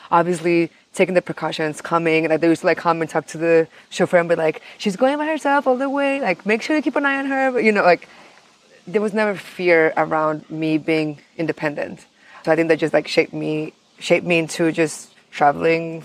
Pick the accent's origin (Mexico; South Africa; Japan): Mexico; also born or lived in United States; growing up in Mexico, we're very sheltered in the way of everybody's Mexican